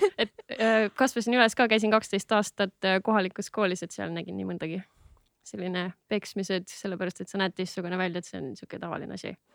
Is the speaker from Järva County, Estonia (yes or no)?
no; Tallinn, Harju County, Estonia; olen üles kasvanud Lasnamäel